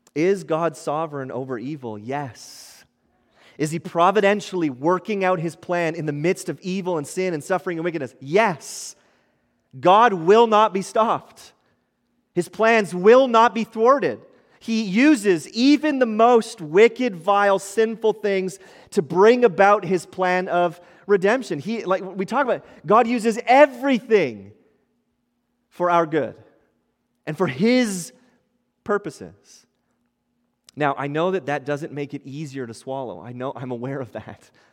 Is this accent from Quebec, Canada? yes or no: no; Ottawa, Ontario, Canada; moved away; I grew up in, in Ottawa. Many of you might know that in Ontario